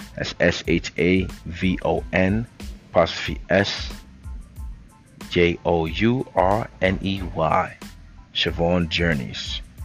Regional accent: New York City, New York, United States; I came from the Bronx, New York, uptown, 233rd

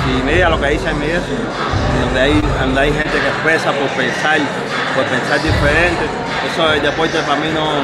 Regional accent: Cuba; moved away; mi país, en Cuba.

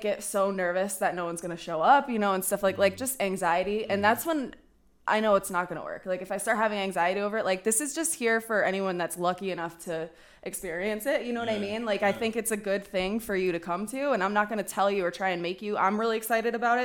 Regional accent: northwestern Massachusetts, United States; moved away as an adult; also born or lived in New York City; I'm from northwestern Massachusetts, the middle of nowhere. Massatucky

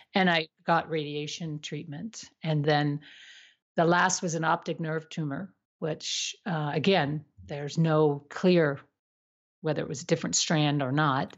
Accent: United States; I was also from the States

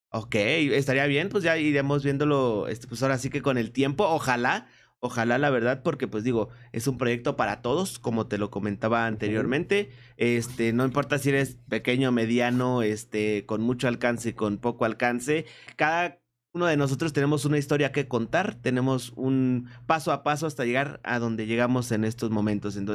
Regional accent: Colombia; De Colombia, de Colombia, hermano.

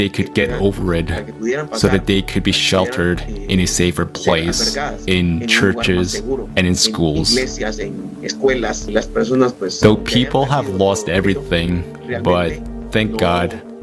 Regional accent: Puerto Barrios, Izabal, Guatemala; I am from Puerto Barrios, Isabel, Guatemala, in Central America

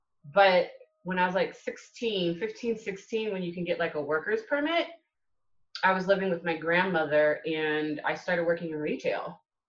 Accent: California, United States; also born or lived in Hawaii / Japan / England; now in Atlanta, United States; I claim California. I was born there. I graduated high school from there and college. But I literally have grown up in Hawaii, Japan, England, and now I'm here in Atlanta.

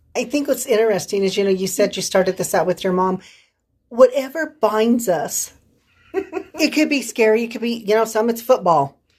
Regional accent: San Luis Valley, Colorado, United States; accent: Valley; moved away; I born and raised in the San Luis Valley. I will probably always be a Valley girl.

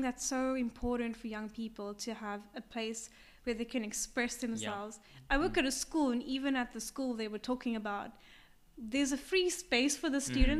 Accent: South Africa; now in Japan; I grew up in South Africa

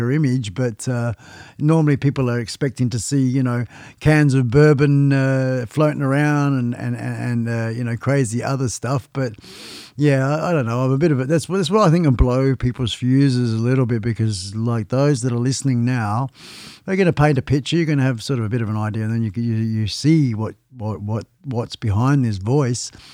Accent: Western Australia, Australia; I'm West Australian. Um, been living in this state for, oh gosh, about thirty years.

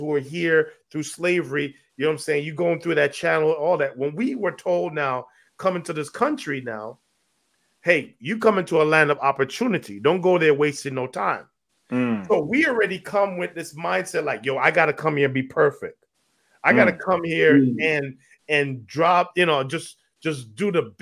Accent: Jamaica; as a Jamaican

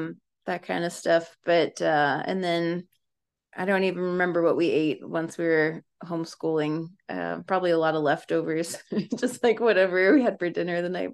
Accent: Springfield, Virginia, United States; also born or lived in Washington, United States / upstate New York, United States; Mostly in the Washington, D.C. area. My dad was in the Navy, so I was born in Washington, and then we lived in Northern Virginia and in upstate New York for a good chunk of my childhood, but we settled in like Springfield, Virginia when I was 12.

